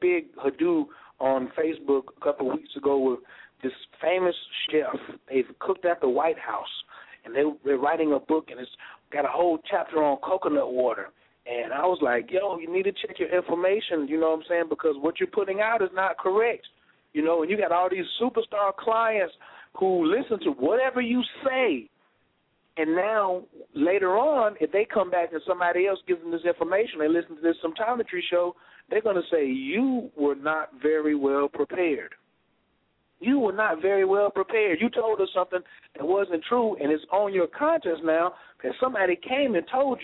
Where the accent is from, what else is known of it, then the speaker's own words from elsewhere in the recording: North Carolina, United States; I was raised in North Carolina, first in flight.